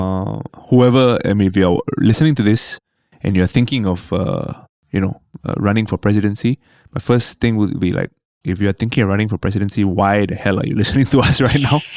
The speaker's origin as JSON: {"language": "English", "country": "Singapore", "said": "a Singaporean Indian comedian"}